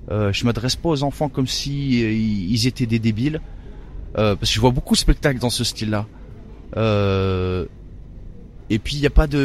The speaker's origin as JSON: {"language": "French", "town": "Lyon", "region": "Auvergne-Rhône-Alpes", "country": "France", "tie": "born or raised there", "said": "euh, À Lyon, à Lyon. Ouais."}